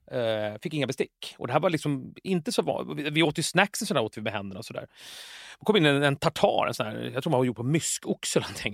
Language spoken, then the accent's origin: Swedish; Jakobsberg, Stockholm County, Sweden; jag är uppvuxen i Jakan i Jakobsberg.